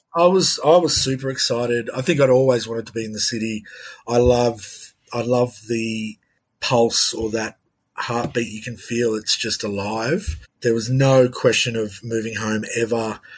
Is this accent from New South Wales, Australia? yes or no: yes; Tamworth, New South Wales, Australia; also born or lived in Sydney; as a young person growing up in Tamworth, it was you're either a townie or you're you're a rural kid